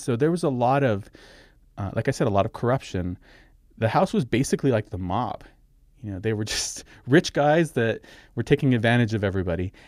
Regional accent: Socorro, New Mexico, United States; my hometown of Socorro, New Mexico

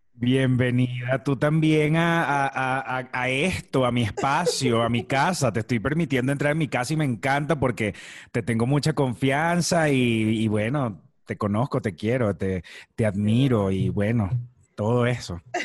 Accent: Maracay, Aragua, Venezuela; moved away as an adult; also born or lived in La Victoria, Venezuela / Caracas, Venezuela; now in Mexico; Yo nací en una ciudad que se llama La Victoria y es una ciudad muy cercana a la, capital, es como la ciudad más inmediata hacia la capital. Em, cuando vas del centro del país hacia la capital, este, se llama La Victoria y después me mudé a Maracay. Todo dentro del mismo estado de Aragua. A los cinco años yo estaba viviendo en Maracay y allí estuve viviendo hasta, hasta que me gradué de bachiller

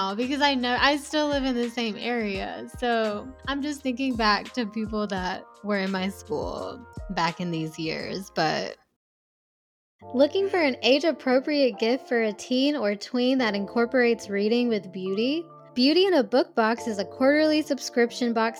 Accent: the South, United States; growing up in the South, it's just like very oppressive

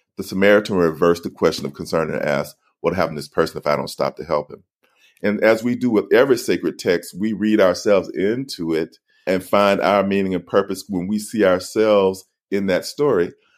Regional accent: Alabama, United States; I grew up in Alabama

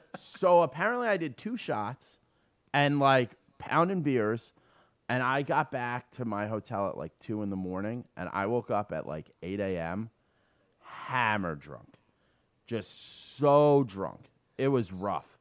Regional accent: New York City, New York, United States; I grew up on City Island

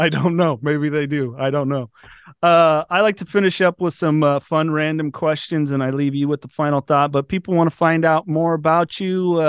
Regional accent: Brazil; Growing up in Brazil, there was never the Formula One influence. I mean, you get the home of Ayrton Senna.

